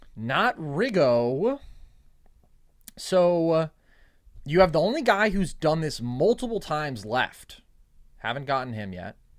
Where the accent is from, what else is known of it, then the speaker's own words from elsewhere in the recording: the Bay Area, California, United States; growing up in the Bay